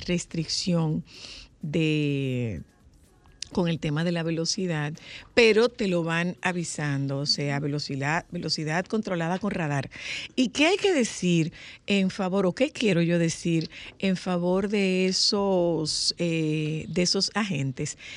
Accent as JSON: {"language": "Spanish", "country": "Dominican Republic", "said": "los dominicanos que estamos siendo vetados en nuestro país"}